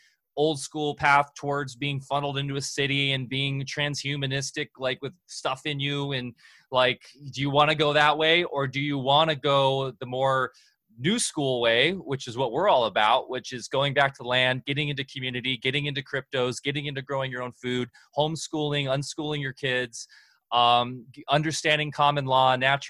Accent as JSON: {"language": "English", "area": "Orange County", "region": "Southern California", "country": "United States", "tie": "born or raised there", "moved": "yes", "said": "I grew up in Orange County down in SoCal. I'm a SoCal boy."}